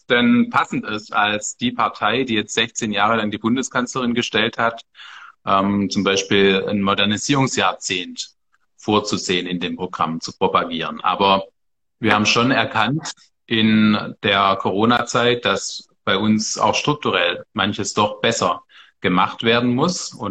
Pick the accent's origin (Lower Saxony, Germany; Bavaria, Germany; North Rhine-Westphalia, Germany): Bavaria, Germany; born there; Also ich bin gebürtiger Bayer, ich arbeite als CDUler in einem CSU-Ministerium